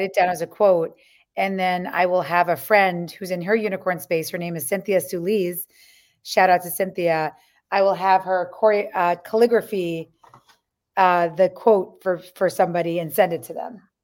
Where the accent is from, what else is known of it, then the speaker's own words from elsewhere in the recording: New York, United States; growing up on the Lower East Side